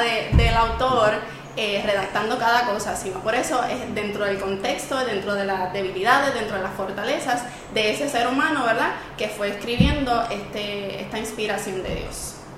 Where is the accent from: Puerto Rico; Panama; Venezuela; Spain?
Puerto Rico; Camuy; yo soy de Camuy